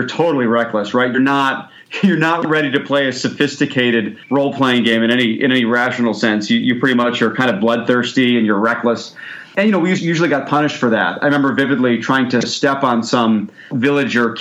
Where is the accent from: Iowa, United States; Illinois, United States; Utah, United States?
Illinois, United States; Chicago; I'm from Chicago